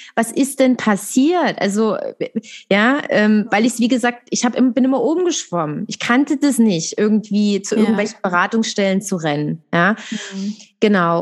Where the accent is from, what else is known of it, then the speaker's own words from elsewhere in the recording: Dresden, Saxony, Germany; Ich komme aus Dresden